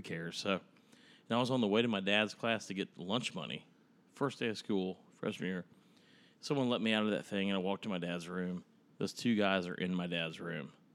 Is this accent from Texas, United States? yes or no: yes; Dallas, Texas, United States; also born or lived in Tyler, Texas; So, Dallas, Texas, where I was born, raised, and spent, I mean, ninety percent of my life until I was eighteen